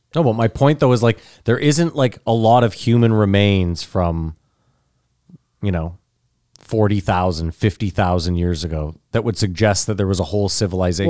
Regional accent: Canada; we're Canadian

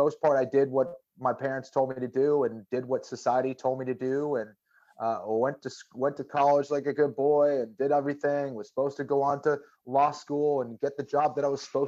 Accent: Boston, Massachusetts, United States; a Catholic kid growing up in Boston

